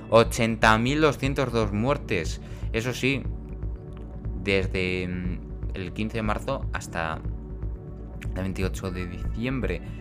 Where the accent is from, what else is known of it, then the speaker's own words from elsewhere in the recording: Extremadura, Spain; Como estamos en Extremadura, ¿no? Yo soy de Extremadura y no puedo pues hacer las cosas que tenía pensado el viernes porque estamos a punto de confinarnos porque la situación es muy mala.